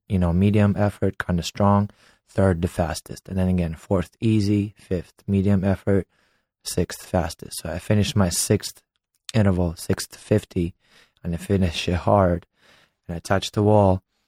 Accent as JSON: {"language": "English", "country": "Ukraine", "tie": "born or raised there", "also_born_or_lived": "United States", "second_language": "English", "moved": "as an adult", "lives_now": "Los Angeles, United States", "said": "I was born and raised in Ukraine"}